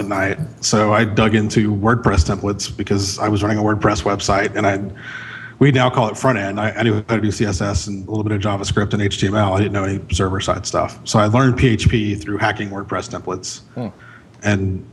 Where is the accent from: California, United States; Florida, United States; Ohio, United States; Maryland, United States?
Florida, United States; Central; moved away as an adult; now in Chattanooga, United States; I grew up in Central Florida, but I'd gone to college here